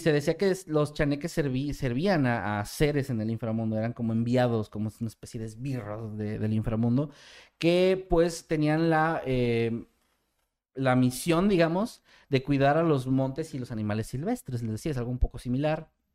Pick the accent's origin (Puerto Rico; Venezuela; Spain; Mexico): Mexico; como mexicano